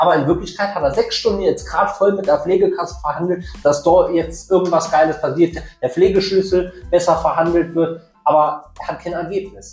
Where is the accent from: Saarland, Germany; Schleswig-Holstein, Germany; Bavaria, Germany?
Saarland, Germany; als Saarländer